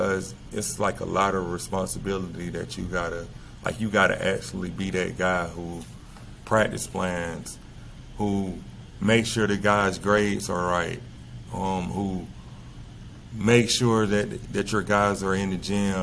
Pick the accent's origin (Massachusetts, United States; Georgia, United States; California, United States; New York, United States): Georgia, United States; LaGrange; also born or lived in El Salvador; I became the head middle school coach here in my hometown